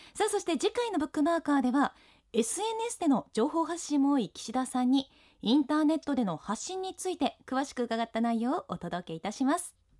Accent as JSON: {"language": "Japanese", "region": "Ishikawa", "country": "Japan", "tie": "born or raised there", "said": "私は地元石川県の北陸放送で"}